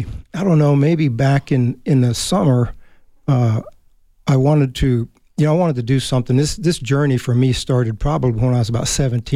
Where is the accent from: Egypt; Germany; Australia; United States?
Germany; born or raised there